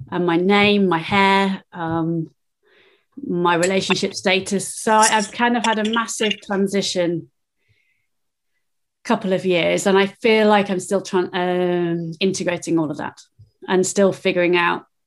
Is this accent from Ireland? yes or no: no; England, United Kingdom; now in Peebles, United Kingdom; physically, I am just south of Edinburgh in a town called Peebles. Um, I've been in Scotland for nearly 30 years. I am English and planning a move back to England permanently, imminently.